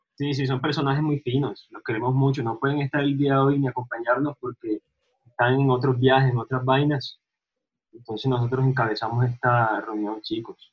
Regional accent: Montería, Córdoba, Colombia; now in Medellín, Colombia; yo soy de las Sabanas Cordobesas, de Montería Córdoba

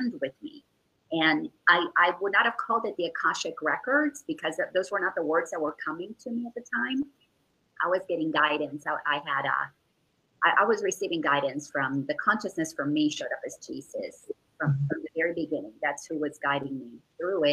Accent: Dominican Republic; I grew up in the Dominican Republic

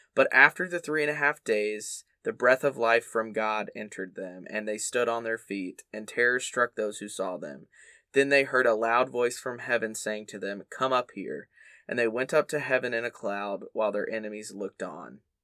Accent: the South, United States; growing up in the South as a Baptist kid

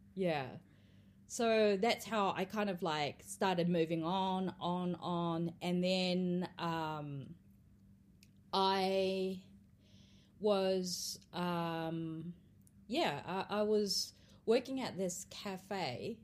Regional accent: Australia; also born or lived in Tokyo, Japan; now in New Zealand; I grew up in Australia

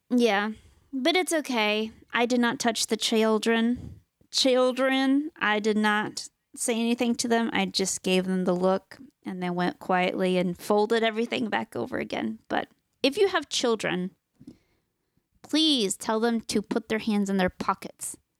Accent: United States; we are Americans. Yes, we're from the United States

